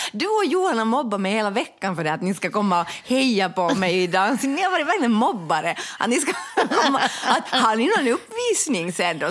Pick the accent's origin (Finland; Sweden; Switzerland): Finland; vi de facto är en diskriminerad folkgrupp